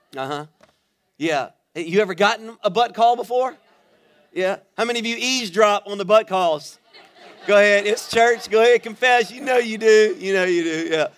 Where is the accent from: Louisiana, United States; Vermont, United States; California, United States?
Louisiana, United States; Baton Rouge; moved away as an adult; now in Florida, United States; I am originally from Louisiana. I was born and raised in Baton Rouge.